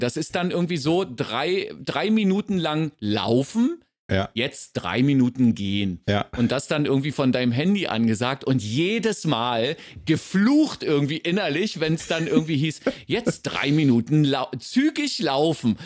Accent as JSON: {"language": "German", "region": "Berlin", "country": "Germany"}